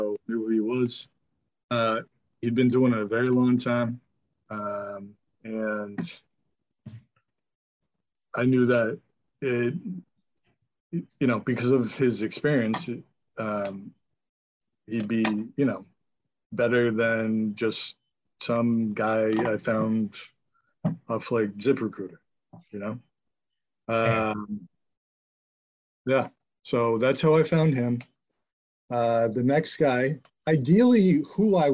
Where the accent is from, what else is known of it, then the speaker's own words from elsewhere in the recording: Marblehead, Massachusetts, United States; also born or lived in Billerica; I moved back to my hometown, Marblehead